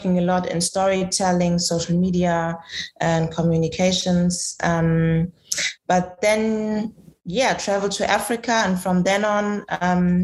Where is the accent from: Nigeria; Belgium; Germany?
Germany; moved away as an adult; now in Ghana; I grew up in Germany because I have a German mother